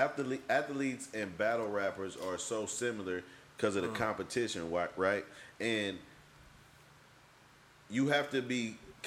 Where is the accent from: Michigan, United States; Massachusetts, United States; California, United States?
California, United States; Oakland; I'm personally from Oakland